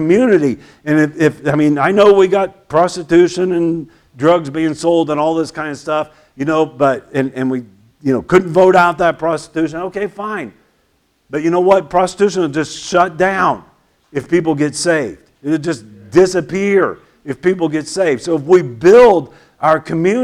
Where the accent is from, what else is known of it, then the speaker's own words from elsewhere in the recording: United States; I'm patriotic. I love my country.